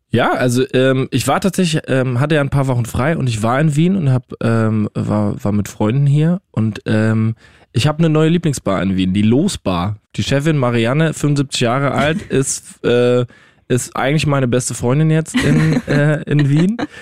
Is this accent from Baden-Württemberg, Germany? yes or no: no; Rhineland-Palatinate, Germany; now in Austria; ich bin ja Pfälzer